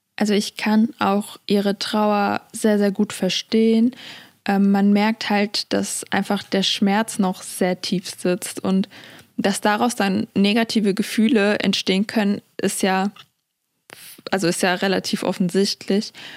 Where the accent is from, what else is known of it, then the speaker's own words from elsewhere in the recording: Germany; meine Heimat Deutschland